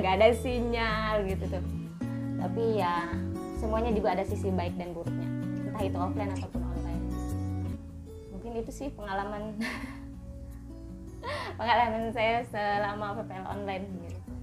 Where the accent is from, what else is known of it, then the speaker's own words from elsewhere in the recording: Lebak Regency, Banten, Indonesia; saya berasal dari Kabupaten Lebak